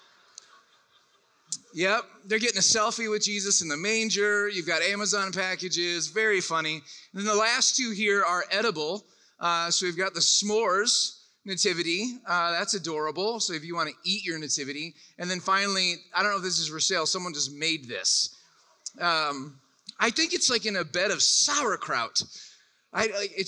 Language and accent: English; Orlando, Florida, United States; I'm from Orlando, Florida